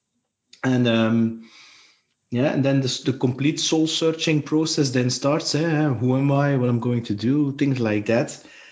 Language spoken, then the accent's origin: English; Belgium; I'm from Belgium